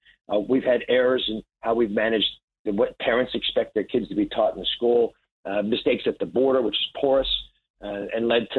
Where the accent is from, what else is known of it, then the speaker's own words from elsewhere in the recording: Kennett Square, Pennsylvania, United States; now in New Jersey, United States; I'm from Pennsylvania originally, grew up just south of Philadelphia in a place called Kennett Square, about 10 miles south of there.